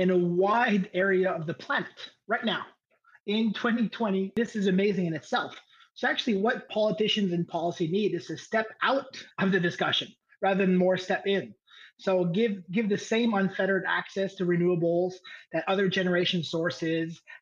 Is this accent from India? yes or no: no; Canada; as a Canadian